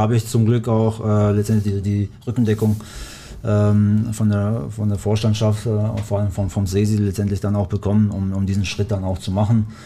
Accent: Black Forest, Baden-Württemberg, Germany; German is a second language; moved away as an adult; also born or lived in Kosovo; now in Bochum, Germany; ich komme ja ursprünglich aus dem Schwarzwald, beziehungsweise seit dem 10. Lebensjahr äh, äh, wohne ich im Schwarzwald

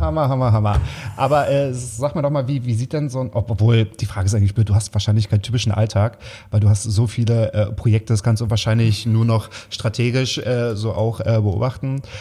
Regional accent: Waren, Mecklenburg-Vorpommern, Germany; moved away; also born or lived in Berlin; ich komme aus Waren an der Mühre

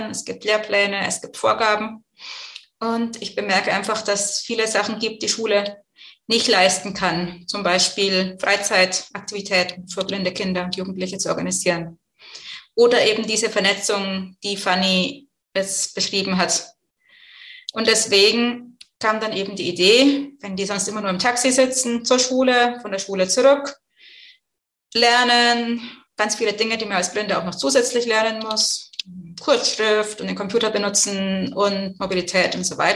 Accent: Bavaria, Germany; also born or lived in Brazil; now in Chemnitz, Germany; bin jetzt 42 Jahre alt, wohne in Chemnitz wie man meiner Sprache gut anhören kann, komme ich eigentlich aus dem Frankenland, war aber zwischendrin lange international unterwegs, mehrere Jahre in Brasilien gelebt

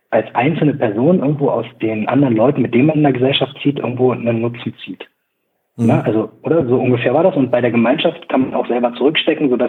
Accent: Braunschweig, Lower Saxony, Germany; also sie kommt aus Braunschweig und ich komme auch aus Braunschweig.

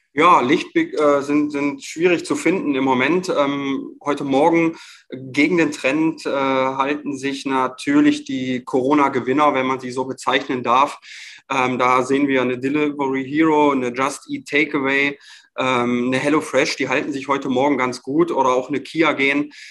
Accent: Germany; bei uns in Deutschland hier

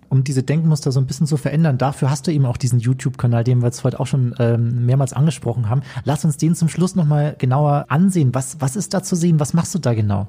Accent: Chiemgau, Bavaria, Germany; bei uns im Chiemgau

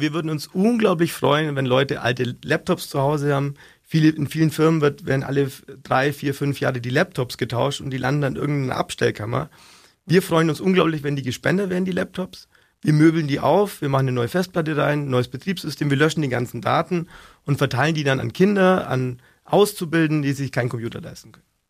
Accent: Augsburg, Bavaria, Germany; accent: Augsburgerisch; ist nur Augsburger

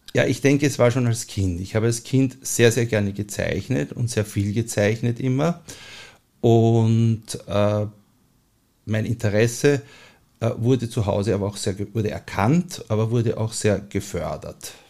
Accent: Vienna, Austria; lebe ich seit meiner Kindheit in Mauer

